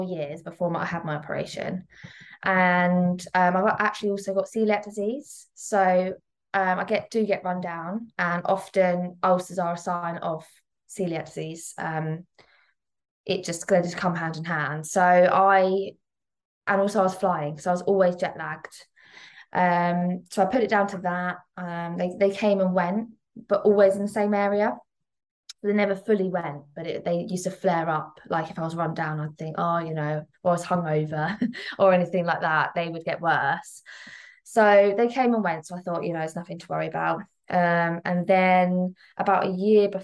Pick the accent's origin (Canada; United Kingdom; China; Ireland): United Kingdom; Midhurst, South East England; moved away as an adult; now in Petersfield, United Kingdom; originally from Midhurst, West Sussex, which is a really tiny little town